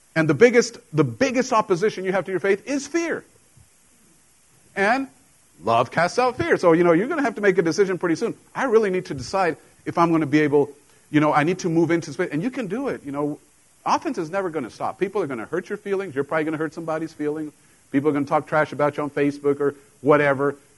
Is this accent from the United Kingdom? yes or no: no; Mexico; now in United States; I grew up in Mexico with a Mexican mom, and when I came to the States, you know, there were things that I was completely foreign to the culture because I didn't grow up here.